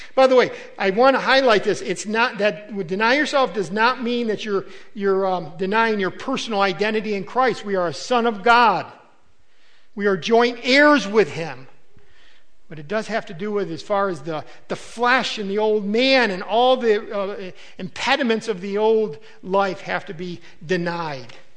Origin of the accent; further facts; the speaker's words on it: United States; as an American